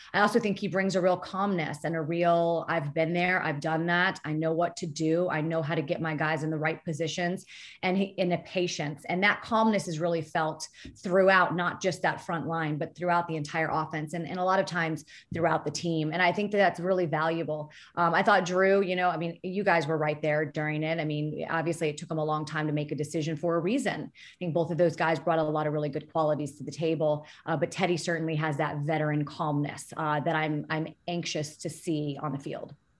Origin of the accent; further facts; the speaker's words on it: Florida, United States; I grew up in Florida